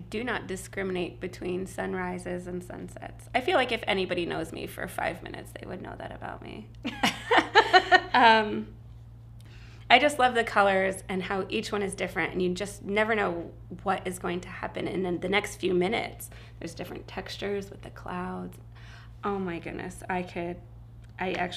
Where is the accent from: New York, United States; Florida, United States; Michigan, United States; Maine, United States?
Florida, United States; East Coast of; I grew up on the East Coast of Florida